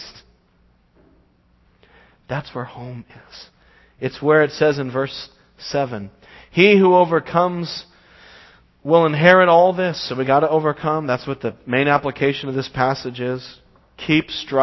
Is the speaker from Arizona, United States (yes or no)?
no; Las Vegas, Nevada, United States; moved away; I go back home to my hometown, Las Vegas, and see my family, see my parents, and I like to drive to the little house I grew up in.